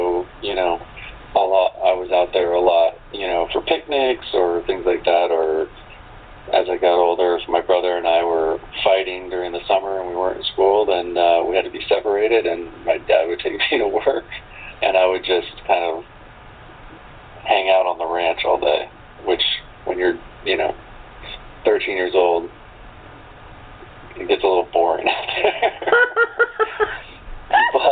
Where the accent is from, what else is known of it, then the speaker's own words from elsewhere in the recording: San Francisco, California, United States; I was born in San Francisco and kind of born into the film industry